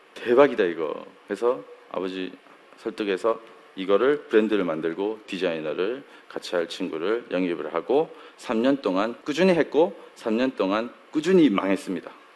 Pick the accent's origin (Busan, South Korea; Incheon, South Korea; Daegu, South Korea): Daegu, South Korea; moved away as an adult; 제가 서울 사람이 아니에요. 제가 대구에서 잠깐 한 잠깐 살았는데요. 한 잠깐 한 20년 정도 살았는데